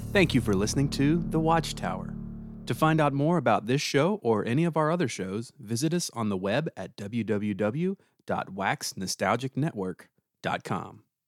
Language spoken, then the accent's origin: English; the South, United States; moved away; I was born and raised in the South